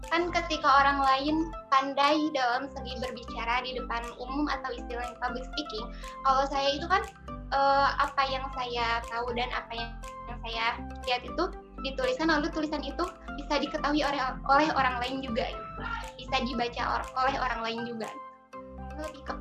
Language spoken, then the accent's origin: Indonesian; Garut, West Java, Indonesia; uh, di Universitas Garut kebetulan dekat uh, di daerah saya sendiri.